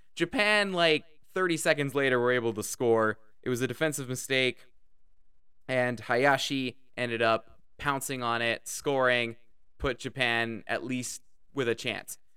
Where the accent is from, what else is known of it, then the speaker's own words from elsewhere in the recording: Canada; I'm Canadian.